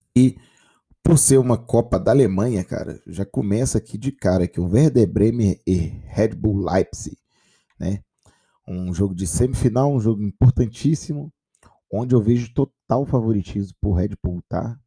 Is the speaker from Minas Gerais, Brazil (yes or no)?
yes; Minas Gerais, Brazil; minha terrinha